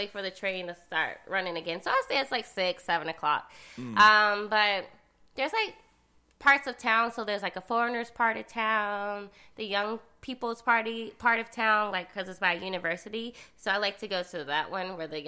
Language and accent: English; Atlanta, Georgia, United States; moved away as an adult; now in South Korea; And so we're both from Atlanta.